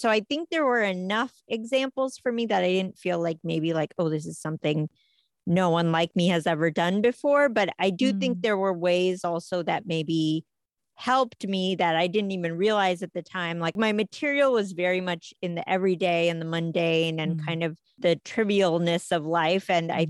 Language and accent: English; United States; Yeah, I think I thought of myself as more American, but I think I also thought of the two lives.